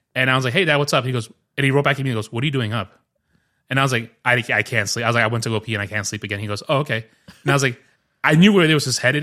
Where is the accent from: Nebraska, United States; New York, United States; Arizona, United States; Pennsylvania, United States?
New York, United States; English is a second language; your fridge that's in your garage is what I had growing up in New York